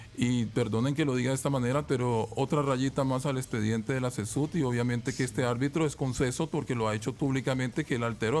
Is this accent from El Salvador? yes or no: yes; El Salvador; nos enorgullece mucho como salvadoreños